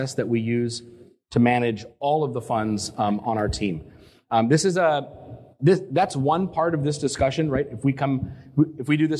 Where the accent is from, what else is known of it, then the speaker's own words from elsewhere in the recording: Canada; also born or lived in Boston; I'm Canadian, but I started down in Boston